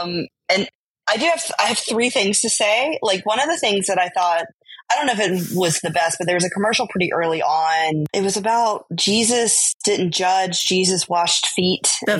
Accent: San Francisco, California, United States; I was born in San Francisco.

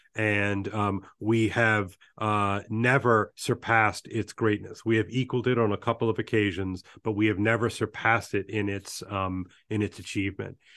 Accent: Baton Rouge, Louisiana, United States; also born or lived in New Orleans; I was born in New Orleans and grew up in Baton Rouge

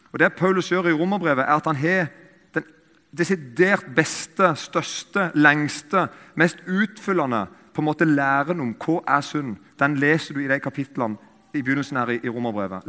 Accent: Eiken, Agder, Norway; I Eiken, der jeg kommer fra

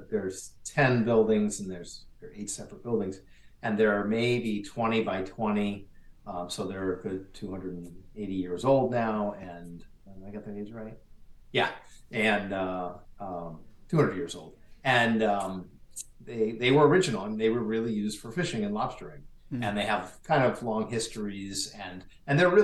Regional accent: Rye, New Hampshire, United States; I am from Rye, New Hampshire.

